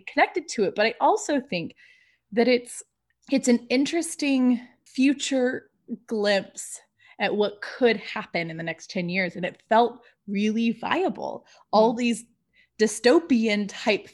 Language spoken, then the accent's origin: English; Southern California, United States; moved away as an adult; also born or lived in Eugene, Oregon; I'm from Southern California